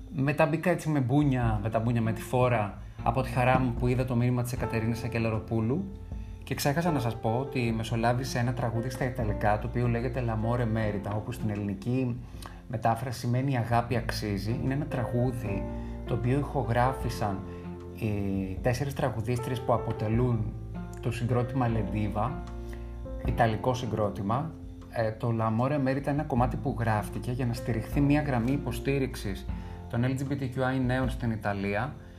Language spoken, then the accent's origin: Greek; Greece; ένιωσα περήφανος που είμαι Έλληνας